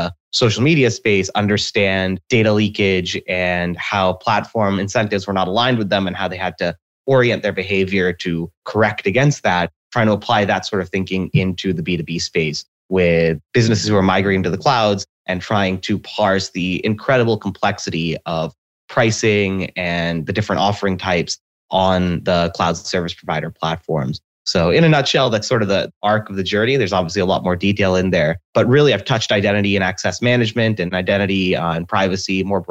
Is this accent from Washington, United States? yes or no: yes; Seattle, Washington, United States; I was born and raised in Seattle.